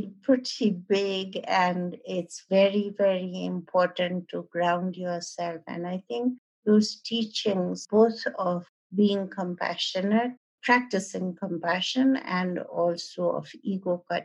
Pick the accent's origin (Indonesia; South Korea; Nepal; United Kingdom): Nepal; Kathmandu, Bagmati; I was born in Kathmandu